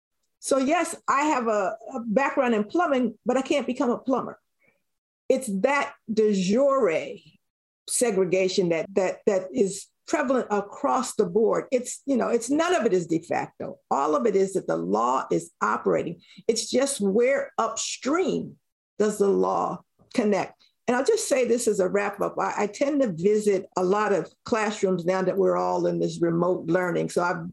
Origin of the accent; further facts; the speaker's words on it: Philadelphia, Pennsylvania, United States; I'm not mad about growing up in West Philadelphia. I love living in West Philadelphia.